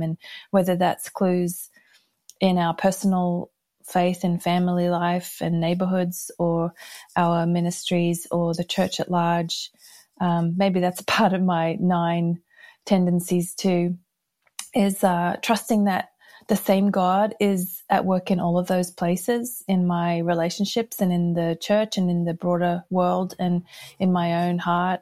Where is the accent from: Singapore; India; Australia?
Australia; Brisbane, Queensland; moved away as an adult; also born or lived in United States / United Kingdom; I grew up here in Brisbane, Australia, and we left in nineteen eighty-nine